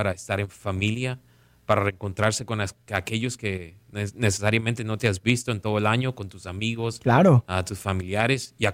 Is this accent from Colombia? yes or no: yes; Caribbean coast, Colombia; yo crecí jugando fútbol en Colombia, en, la costa, uh, viendo al pibe de Valderrama jugar